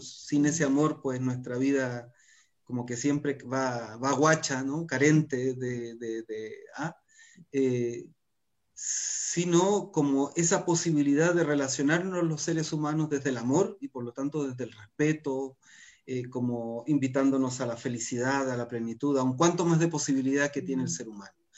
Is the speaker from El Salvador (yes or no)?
no; Chile